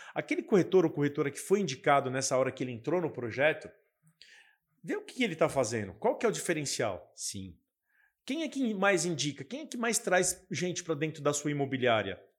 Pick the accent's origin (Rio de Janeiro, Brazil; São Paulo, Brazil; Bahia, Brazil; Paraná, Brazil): São Paulo, Brazil; Guarulhos; eu sou da cidade de Guarulhos